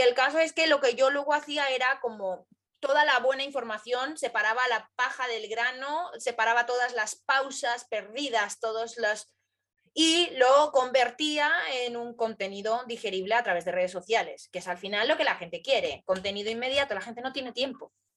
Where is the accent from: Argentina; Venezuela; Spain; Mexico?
Spain; Madrid, Community of Madrid; a los madrileños nos conocen como gatos